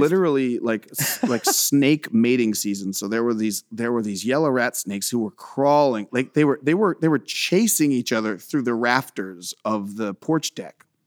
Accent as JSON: {"language": "English", "region": "Central Florida", "country": "United States", "tie": "born or raised there", "said": "swampy redneck kind of South, um, that I grew up in."}